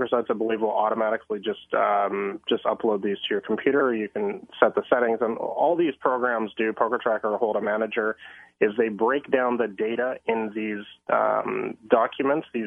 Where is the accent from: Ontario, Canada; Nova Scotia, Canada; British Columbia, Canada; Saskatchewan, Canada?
British Columbia, Canada; Vancouver; moved away as an adult; now in Thailand; I am born and raised in the Vancouver area, and I'm in Vancouver right now.